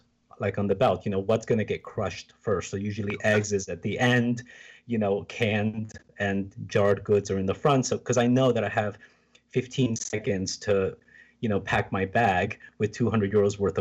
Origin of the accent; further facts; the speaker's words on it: United States; now in Germany; as an American